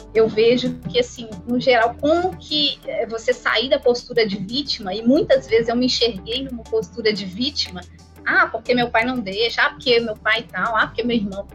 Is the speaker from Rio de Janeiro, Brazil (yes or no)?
no; Belo Horizonte, Minas Gerais, Brazil; para Belo Horizonte, de onde, inclusive, eu nasci